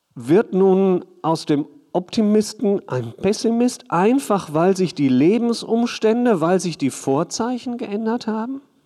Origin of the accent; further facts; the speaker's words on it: Hagen, North Rhine-Westphalia, Germany; ich komme aus Hagen